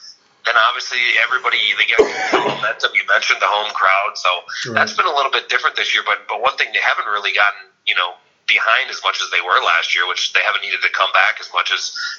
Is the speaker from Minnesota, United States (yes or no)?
yes; Minnesota, United States; moved away as an adult; also born or lived in Illinois; now in Quad Cities, United States; I'm originally actually from Minnesota, so I grew up a Gophers fan.